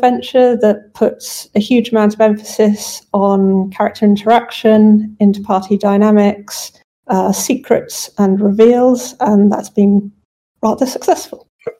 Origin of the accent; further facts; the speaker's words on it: United Kingdom; now in Germany; I'm from Britain, but I live in Germany.